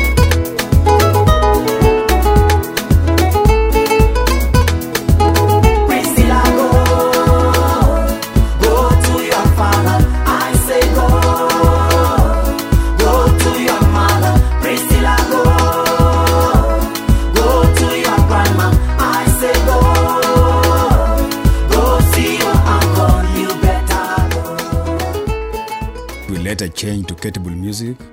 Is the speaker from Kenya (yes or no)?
yes; Western Kenya, Homa Bay County, Kenya; moved away as an adult; also born or lived in Amukura, Kenya / Kakamega County, Kenya / Kinshasa, Congo; I was born in 1954 in Homa Bay County on the shores of Lake Victoria in Western Kenya. I went to primary school at St. Joseph's Amukura on the Kenyan-Ugandan border